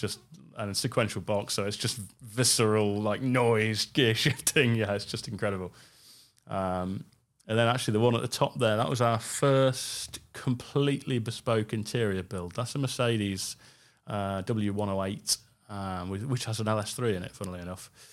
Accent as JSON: {"language": "English", "country": "United Kingdom", "said": "being a Brit"}